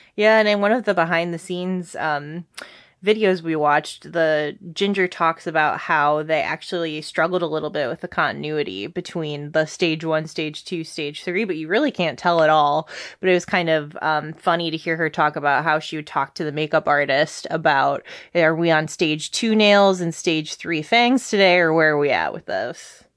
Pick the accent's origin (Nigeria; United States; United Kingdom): United States; Detroit, Michigan; We're from Detroit